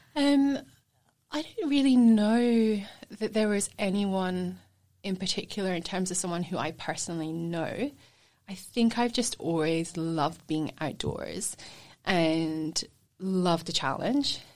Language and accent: English; Scotland, United Kingdom; born or raised there; moved away as an adult; also born or lived in England / Edinburgh; now in Sunshine Coast, Australia